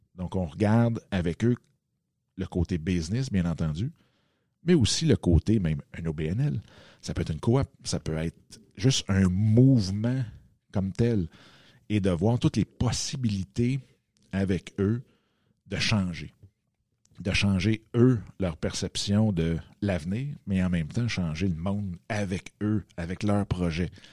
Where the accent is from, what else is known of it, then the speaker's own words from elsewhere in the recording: Waterloo, Quebec, Canada; je suis revenu dans ma ville natale qui est ici à Waterloo